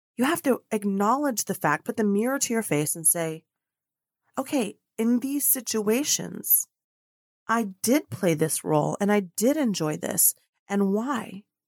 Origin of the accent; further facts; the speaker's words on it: United States; also born or lived in Colombia; now in Dallas, Texas, United States; I'm an American living in Dallas, Texas, but international because I'm medio Colombiana, y medio Americana, half American, half Colombian